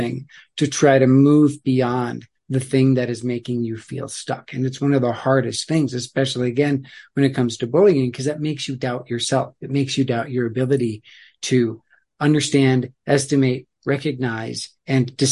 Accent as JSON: {"language": "English", "region": "Black Hills of South Dakota", "country": "United States", "tie": "born or raised there", "said": "we grew up in the Black Hills of South Dakota"}